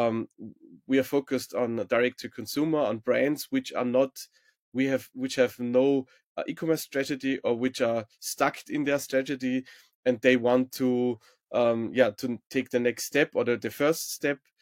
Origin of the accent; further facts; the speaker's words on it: Salzburg, Austria; I'm from Salzburg in Austria, where Marktplatz eins is based, uh, originally